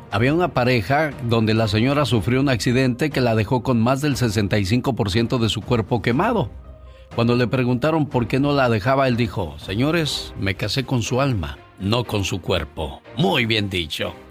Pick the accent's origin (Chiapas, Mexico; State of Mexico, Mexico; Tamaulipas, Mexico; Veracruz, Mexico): Veracruz, Mexico; moved away; Es una canción popular de esas tierras porque un día salí de Veracruz, pero Veracruz nunca salió de mí.